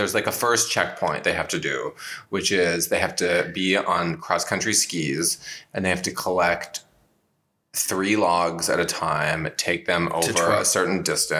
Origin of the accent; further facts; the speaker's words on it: Canada; I'm Canadian